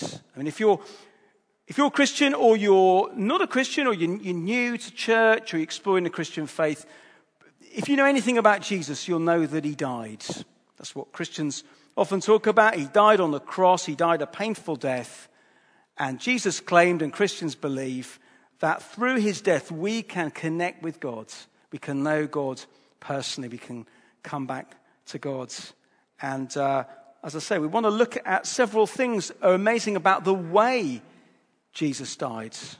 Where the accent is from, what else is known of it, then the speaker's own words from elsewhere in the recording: Hull, Yorkshire and the Humber, United Kingdom; I'm from Hull